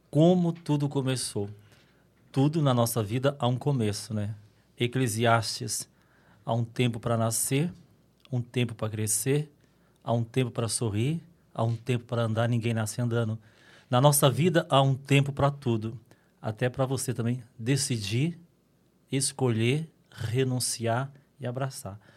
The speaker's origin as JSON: {"language": "Portuguese", "region": "Minas Gerais", "country": "Brazil", "also_born_or_lived": "São Paulo, Brazil", "moved": "yes", "lives_now": "Dracena, Brazil"}